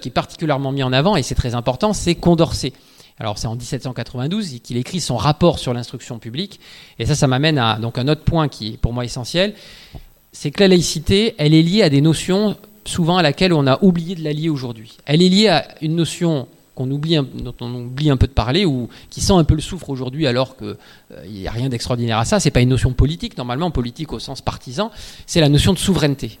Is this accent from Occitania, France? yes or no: yes; Ariège, Occitania, France; c'est vers chez moi, en Ariège